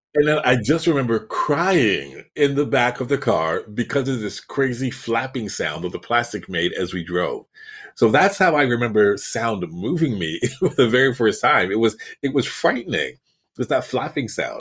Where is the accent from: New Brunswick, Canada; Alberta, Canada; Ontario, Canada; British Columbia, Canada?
Ontario, Canada; Toronto; now in Florida, United States; I'm from Toronto